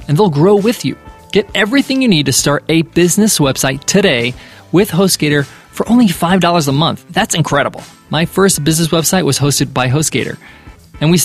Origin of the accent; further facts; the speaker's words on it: United States; growing up as an American